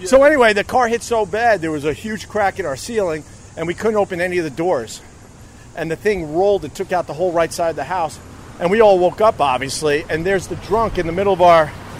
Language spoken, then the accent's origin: English; Long Island, New York, United States; I'm from Long Island, by the way.